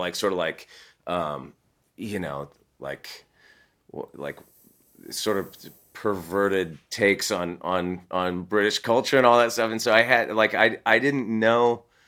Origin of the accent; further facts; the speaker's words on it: California, United States; I grew up in California